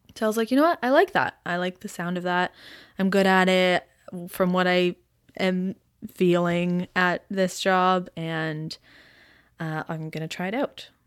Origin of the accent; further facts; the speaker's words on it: Aurora, Ontario, Canada; now in Toronto, Canada; I grew up in Aurora, Ontario, which is about forty minutes north of Toronto.